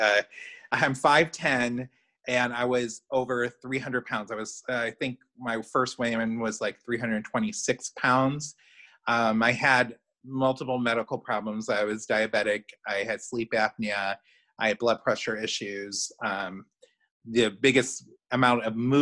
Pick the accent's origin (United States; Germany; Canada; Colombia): United States; Chicago, Illinois; now in central Indiana, United States; I'm originally from Chicago. I'm a Chicagoan.